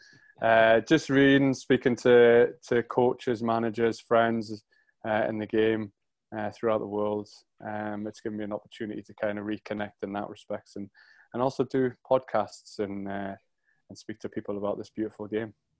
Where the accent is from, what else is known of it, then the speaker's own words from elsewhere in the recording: Ponteland, near the Scottish border, North East England, United Kingdom; accent: Geordie; moved away; I grew up in a little town called Barraca-Pontyweed, which is just on the Scottish border. Uh, it's an hour from Edinburgh and an hour from Newcastle.